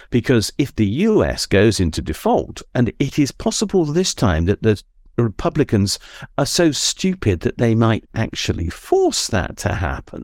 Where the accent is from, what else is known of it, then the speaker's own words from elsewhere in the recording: Suffolk, East of England, United Kingdom; I was born in Suffolk